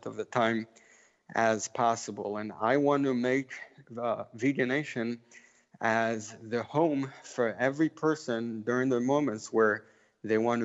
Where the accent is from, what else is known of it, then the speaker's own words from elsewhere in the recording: Israel; also born or lived in Memphis, Tennessee; So my family is from Memphis, Tennessee. I grew up in Israel